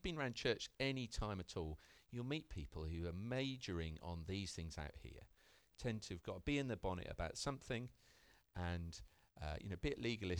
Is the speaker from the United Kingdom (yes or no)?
yes; United Kingdom; I'm British